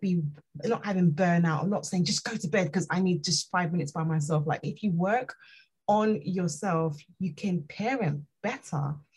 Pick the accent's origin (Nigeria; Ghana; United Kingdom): Nigeria; I'm Nigerian